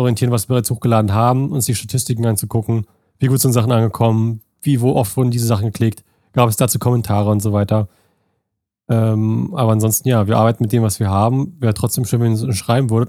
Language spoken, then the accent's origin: German; Germany; moved away as an adult; now in United States; ist es immer noch mein Home, also mein, mein, mein Point of Origin, da wo ich herkomme. Weil da bin ich ja groß geworden, meine ersten 18 Jahre